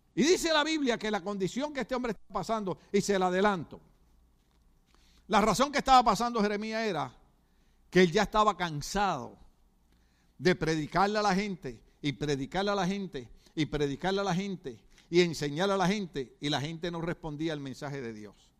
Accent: Puerto Rico; now in California, United States; mi país, Puerto Rico

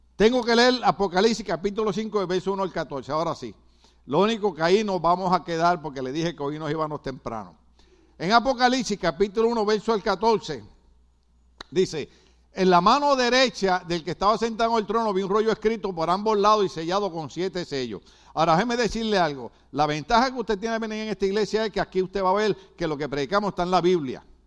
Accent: Puerto Rico; moved away; yo me crié en una época en Puerto Rico que el cine costaba cinco centavos

